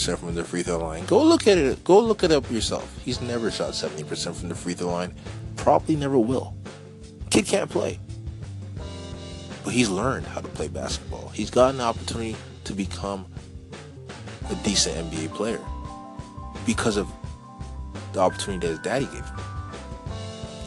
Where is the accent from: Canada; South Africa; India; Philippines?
Canada; I'm Canadian